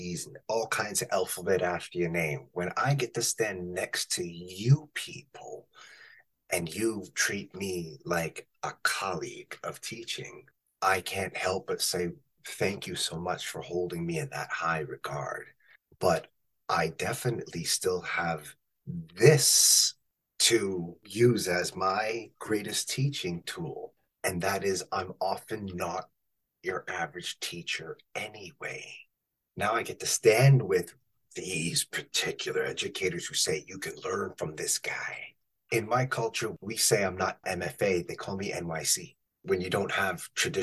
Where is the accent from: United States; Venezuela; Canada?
Canada; I am a north of 49. I'm not from the States.